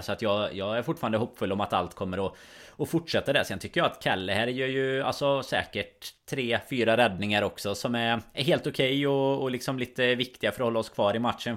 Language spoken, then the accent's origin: Swedish; Sweden; oss som är svenskar